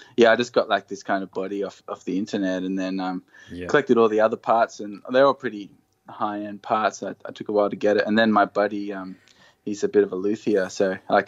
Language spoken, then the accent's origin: English; Hawkesbury, New South Wales, Australia; also born or lived in Inner West, Sydney; now in Blue Mountains, Australia; I grew up in the Hawkesbury.